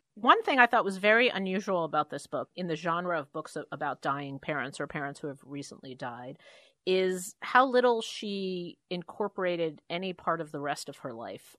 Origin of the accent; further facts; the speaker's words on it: New York City, New York, United States; who I grew up with in Queens, even poorer than we were on really the wrong side of the tracks in Jamaica